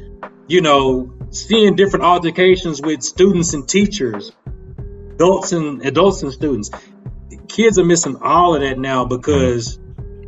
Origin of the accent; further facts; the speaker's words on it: Little Rock, Arkansas, United States; now in Nashville, United States; but I grew up in the Banging in Little Rock era, right?